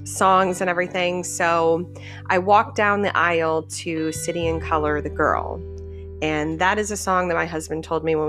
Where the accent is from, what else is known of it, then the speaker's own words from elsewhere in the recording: Connecticut, United States; moved away as an adult; now in Florida, United States; we grew up in Connecticut and we moved down to Florida in 2017.